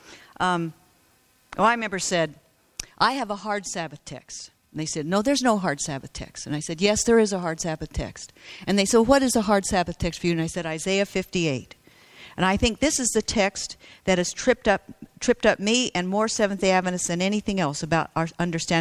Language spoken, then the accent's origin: English; United States; I was from America